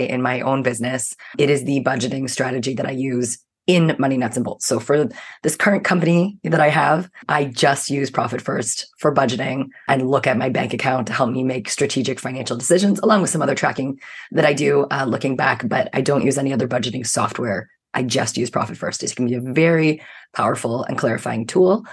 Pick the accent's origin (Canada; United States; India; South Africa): Canada; I'm a Canadian